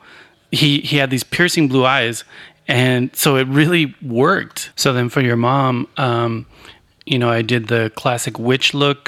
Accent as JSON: {"language": "English", "region": "Arizona", "country": "United States", "tie": "born or raised there", "said": "growing up in Arizona"}